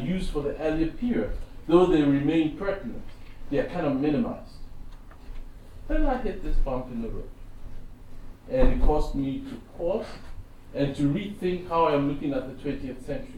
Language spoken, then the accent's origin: English; Ghana; And as a Ghanaian, I'm very keenly aware of how spirituality informs our very notions of power.